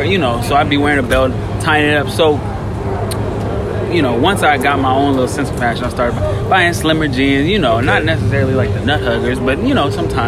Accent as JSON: {"language": "English", "town": "Los Angeles", "region": "California", "country": "United States", "tie": "born or raised there", "said": "growing up around Leimert Park"}